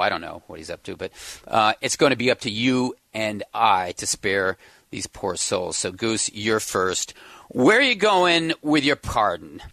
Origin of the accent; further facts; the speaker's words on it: Detroit, Michigan, United States; growing up in Detroit